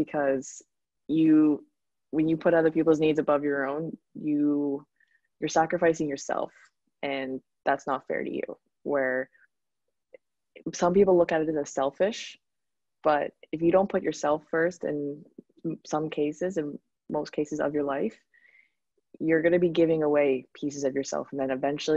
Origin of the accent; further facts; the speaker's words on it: East Coast Canada, Canada; moved away as an adult; now in Grand Cayman, Cayman Islands; I'm from East Coast Canada